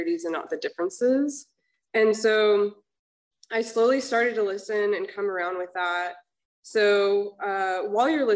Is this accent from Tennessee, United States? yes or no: no; Georgia, United States; now in Laguna Hills, United States; I'm actually from Georgia